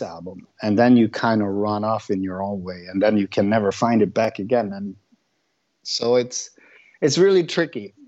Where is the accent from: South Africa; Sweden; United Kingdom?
Sweden; I grew up like 2 miles from where I live today in a village